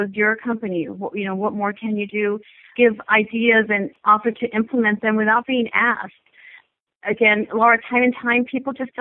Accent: El Paso, Texas, United States; now in California, United States; I'm originally from Texas, a border town called El Paso, Texas. And I grew up the middle child of five

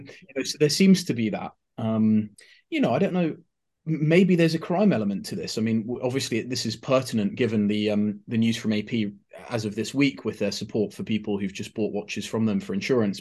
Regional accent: United Kingdom

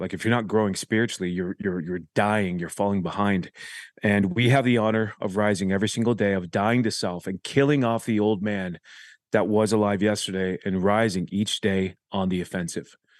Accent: Huntington Beach, California, United States; we grew up in Huntington Beach

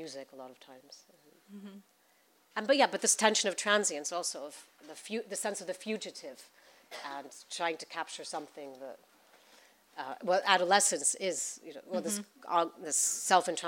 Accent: Mexico City, Mexico; also born or lived in New York, United States / Netherlands; now in London, United Kingdom; many years of growing up in Mexico

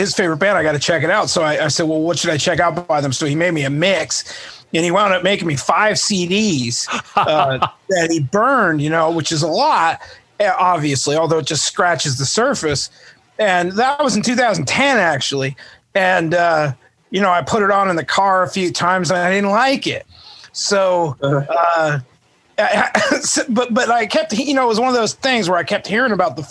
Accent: United States; I'm American

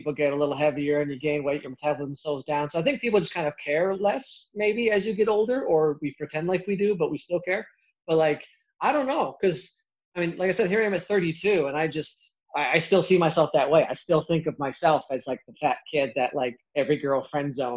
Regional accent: Iowa, United States; I grew up in Iowa, and in the Midwest, a lot of people are pretty chunky

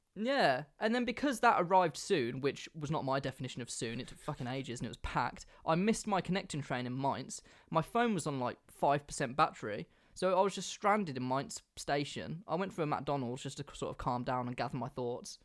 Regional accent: England, United Kingdom; I'm English

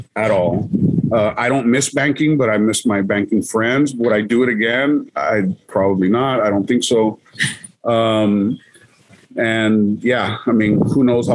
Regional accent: Laredo, Texas, United States; I never left Laredo because, you know, again, my mom was a single parent

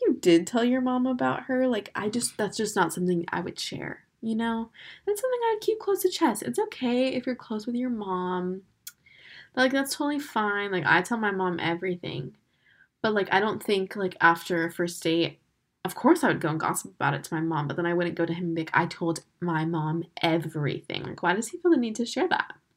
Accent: Florida, United States; I'm from Florida.

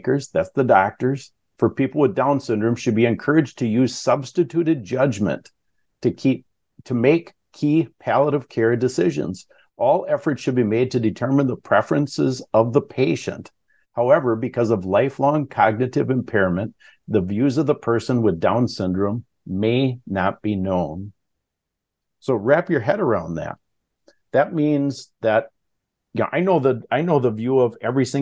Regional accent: Wisconsin, United States; I'm from Wisconsin

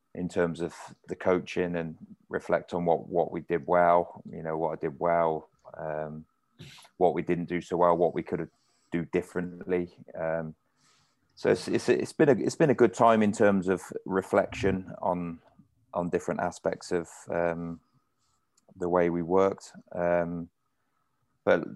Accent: Oxford, South East England, United Kingdom; moved away; It's my hometown club

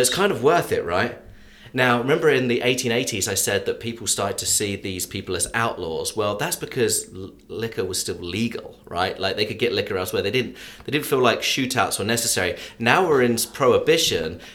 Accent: England, United Kingdom; accent: English; moved away as an adult; now in Atlanta, United States; I'm English. I've been living in the US for 23 years now

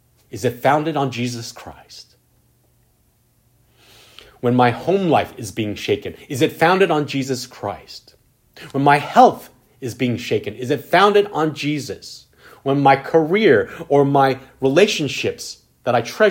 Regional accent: California, United States; As a Californian

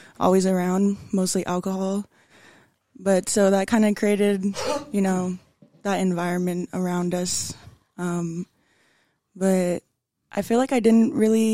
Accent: Billings, Montana, United States; also born or lived in Wyola, Montana / Hardin, Montana; so I was born here in Billings, and we kind of lived like in Wyola and Hardin up until I was probably in first grade.

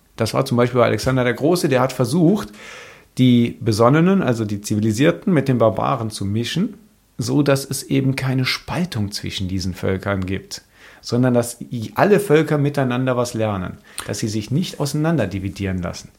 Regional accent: near Cologne, North Rhine-Westphalia, Germany; Ich bin in der Nähe von Köln aufgewachsen

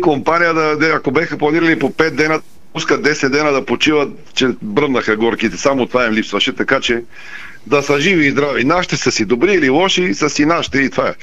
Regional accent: Bulgaria; Ние сме си, българите сме ние.

